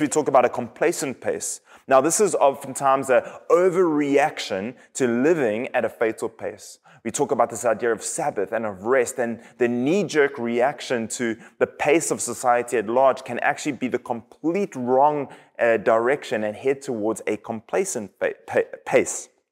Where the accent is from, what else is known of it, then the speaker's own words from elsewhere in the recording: KwaZulu-Natal, South Africa; now in United States; I am from South Africa. And in my hometown on the east coast of South Africa